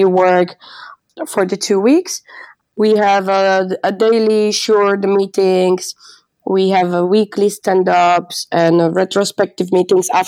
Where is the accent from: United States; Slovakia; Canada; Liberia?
Slovakia; moved away as an adult; now in Amsterdam, Netherlands; I'm from Slovakia, living in Amsterdam more than 3 years.